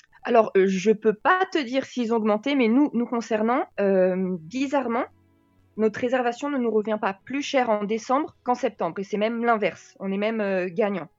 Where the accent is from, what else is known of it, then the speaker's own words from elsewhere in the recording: France; moved away as an adult; now in Belgium; j'ai trente-deux ans, je suis française.